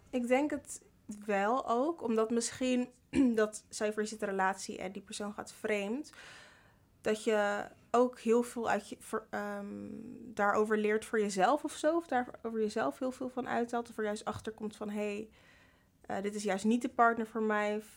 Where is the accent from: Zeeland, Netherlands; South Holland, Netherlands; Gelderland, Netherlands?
South Holland, Netherlands; Rotterdam; Ik ben 22 jaar en ik kom uit Rotterdam.